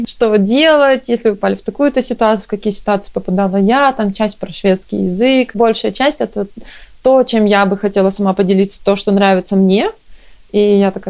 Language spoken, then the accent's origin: Russian; Chelyabinsk, Chelyabinsk Oblast, Russia; moved away as an adult; now in Stockholm, Sweden; Я вообще приехала сюда из Челябинска. А, мы вместе с мужем приехали, он тоже из Челябинска.